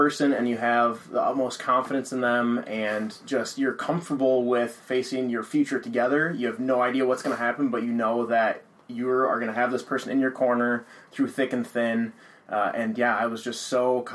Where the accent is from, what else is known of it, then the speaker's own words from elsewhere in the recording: Red Wing, Minnesota, United States; moved away; I'm from Red Wing, Minnesota